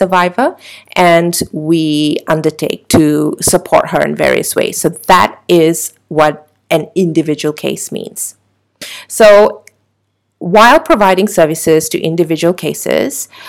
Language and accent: English; Malaysia; we as the Malaysian public